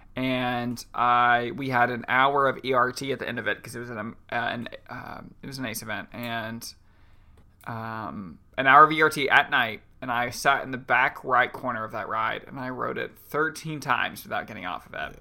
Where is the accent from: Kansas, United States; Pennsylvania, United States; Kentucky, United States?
Kentucky, United States; I'm from Kentucky